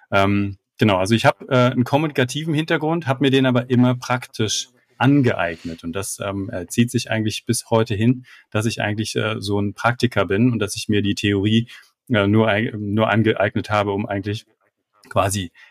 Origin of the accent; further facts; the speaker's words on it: Frankfurt am Main, Hesse, Germany; Ich komme aus Frankfurt am Main